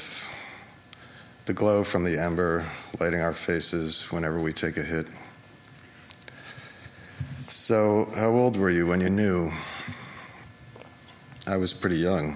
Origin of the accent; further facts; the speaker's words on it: Larchmont, New York, United States; now in New York City, United States; our mom's house in Larchmont, where we grew up